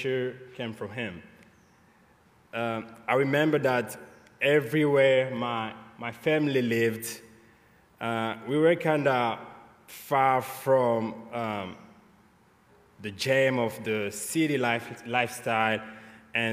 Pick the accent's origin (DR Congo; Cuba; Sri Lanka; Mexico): DR Congo; Great Lakes region, Kivu; moved away as an adult; now in United States; I was born in the Kivu Great Lakes region in Congo